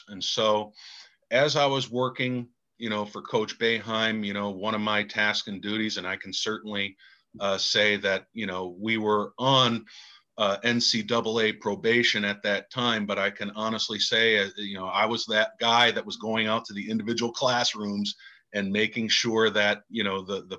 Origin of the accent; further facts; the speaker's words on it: Pittsford, New York, United States; growing up in Pittsford, New York was great